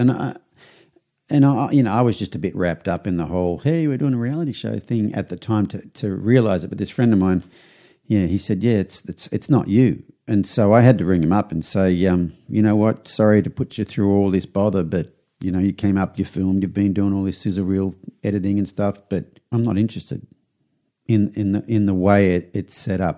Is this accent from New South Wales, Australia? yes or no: yes; Young, New South Wales, Australia; moved away as an adult; now in United States; I flew back to Australia to my hometown. I'm from a small country town in New South Wales called Young.